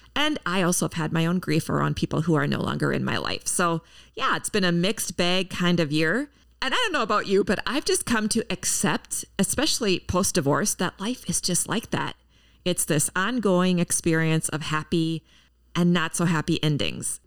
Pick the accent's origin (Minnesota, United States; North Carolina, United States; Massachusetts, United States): Minnesota, United States; Minneapolis–Saint Paul; my hometown, the Twin Cities.